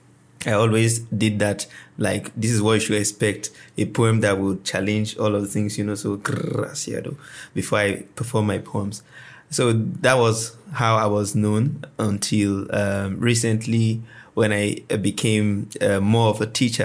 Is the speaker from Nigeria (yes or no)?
yes; Kano State, Nigeria; I was born in Kano State